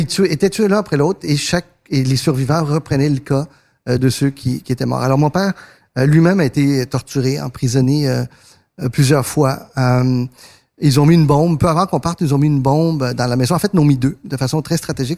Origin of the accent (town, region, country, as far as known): Quebec, Canada; born or raised there; French is a second language; also born or lived in northern Argentina